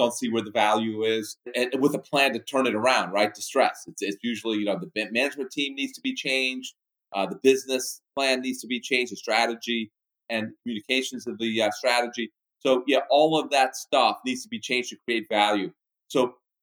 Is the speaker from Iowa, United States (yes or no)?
no; Miami, Florida, United States; moved away as an adult; also born or lived in Bahamas / New York; I was born in the Bahamas. I spent 9 years there, small town on the beach. It was fabulous. Loved it. And then family moved to Miami